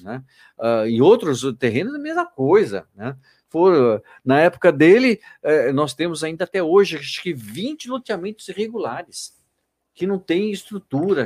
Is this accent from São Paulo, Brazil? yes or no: yes; São Paulo, Brazil; now in Itatiba, Brazil; eu sou natural de São Paulo